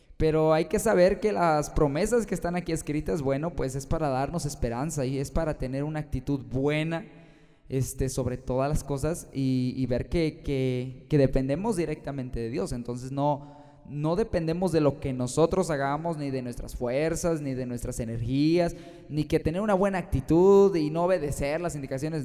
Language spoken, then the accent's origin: Spanish; Guanajuato, Mexico; yo soy de Guanajuato, México, y tengo 21 años